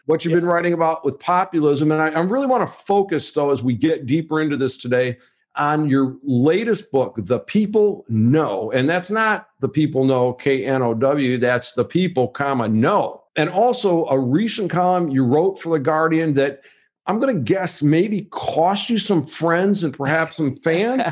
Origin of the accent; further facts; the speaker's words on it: Wayne, Michigan, United States; I grew up in a town called Wayne, Michigan